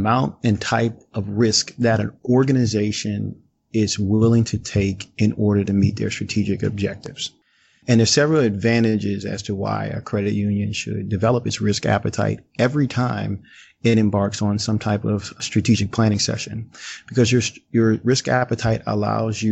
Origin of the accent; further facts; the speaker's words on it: New Orleans, Louisiana, United States; accent: drawl; I'm originally from New Orleans, Louisiana, so you'll hear my drawl every now and then in terms of you'll hear a couple of y'alls